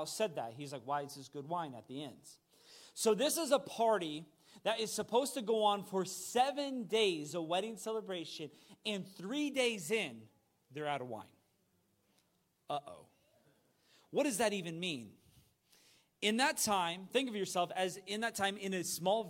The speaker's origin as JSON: {"language": "English", "country": "United States", "said": "as an American"}